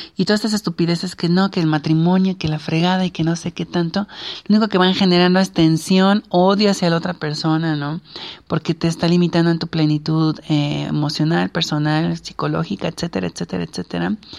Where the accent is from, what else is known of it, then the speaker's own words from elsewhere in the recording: Mexico; nuestras culturas como la mexicana